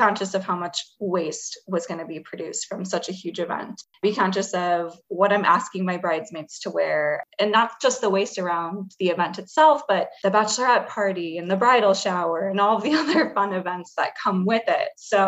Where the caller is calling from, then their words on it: Chicago, Illinois, United States; I am calling from Chicago.